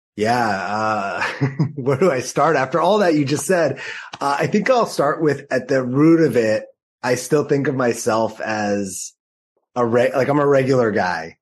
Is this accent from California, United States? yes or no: yes; Los Angeles, California, United States; also born or lived in New York City; now in San Diego, United States; I grew up in Los Angeles.